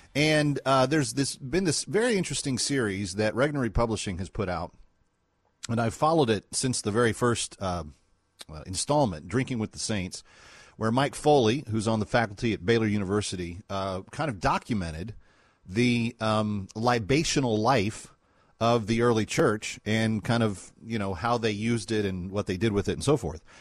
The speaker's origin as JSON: {"language": "English", "region": "Scotland", "country": "United Kingdom", "said": "as a Scot"}